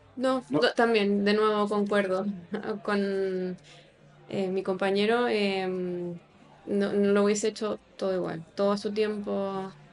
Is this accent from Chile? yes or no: yes; Chile; moved away as an adult; now in Barcelona, Spain; tengo 26 años y soy chilena.